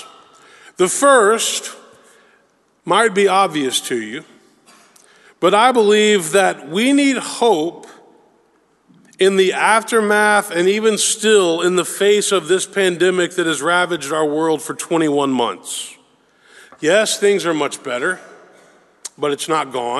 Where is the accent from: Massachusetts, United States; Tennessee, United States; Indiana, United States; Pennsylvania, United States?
Tennessee, United States; Memphis; growing up in Memphis, Tennessee